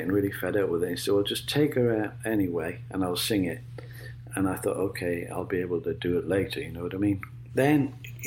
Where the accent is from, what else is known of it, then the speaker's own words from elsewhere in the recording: Sunderland, North East England, United Kingdom; accent: Sunderland; now in United States; my Sunderland accent